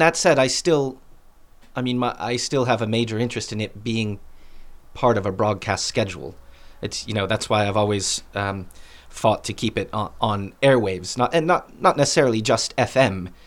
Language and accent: English; Boston, Massachusetts, United States; When I was growing up in Boston